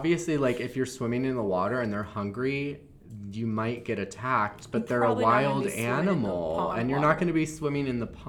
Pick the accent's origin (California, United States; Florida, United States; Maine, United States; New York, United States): Florida, United States; moved away; I'm from Florida and I grew up there